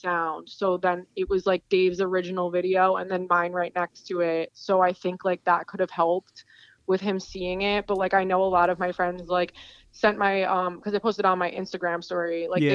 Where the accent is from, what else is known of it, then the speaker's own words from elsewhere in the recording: Jackson, New Jersey, United States; my hometown where I live